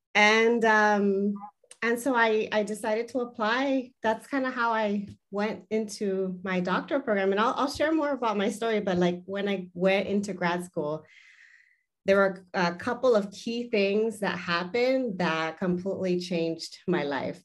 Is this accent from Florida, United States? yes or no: no; Los Angeles, California, United States; first language Spanish; English is a second language; I am originally from the Southern California area, so I was born and raised in the San Fernando Valley